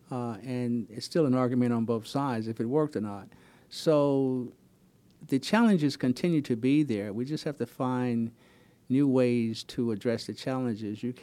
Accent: Palm Beach County, Florida, United States; now in Wilmington, United States; I grew up in Palm Beach County, Florida.

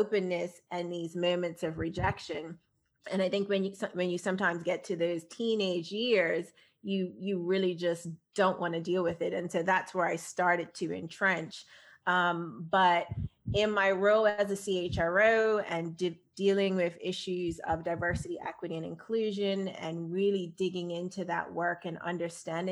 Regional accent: Bermuda; I grew up in Bermuda

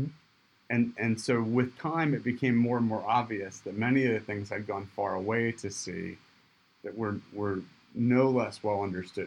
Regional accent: Michigan, United States; moved away; I grew up in Michigan, went to the tropics

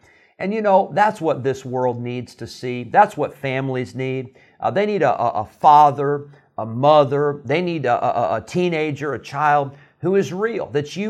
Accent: Santa Clara, California, United States; I was born in Santa Clara, where Pastor Treiber is still the pastor

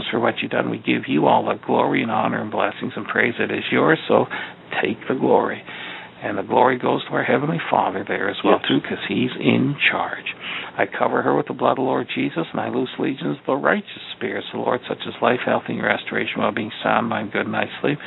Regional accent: Eastern Ontario, Canada; now in Chicago, United States; we're down here in Chicago now, but we're from Eastern Ontario

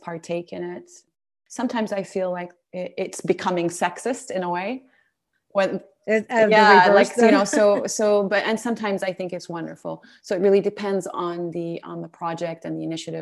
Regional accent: Saudi Arabia; Being a woman of Middle Eastern heritage, growing up in Saudi Arabia

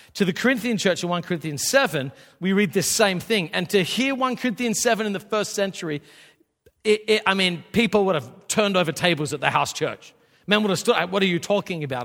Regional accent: Australia; I, I grew up in Australia.

